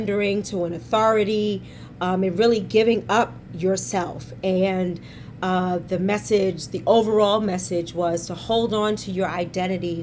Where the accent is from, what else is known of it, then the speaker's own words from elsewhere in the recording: New York City, New York, United States; accent: New York; we born and raised in Harlem